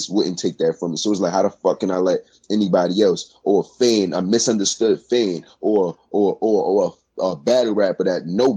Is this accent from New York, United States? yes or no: yes; New York City, New York, United States; I done lived on Prospect. I done lived on Hunts Point